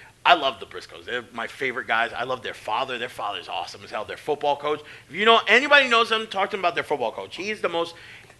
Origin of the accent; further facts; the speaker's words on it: Delaware, United States; But, like, growing up in Delaware, SAT, we're spending some time with them coming up.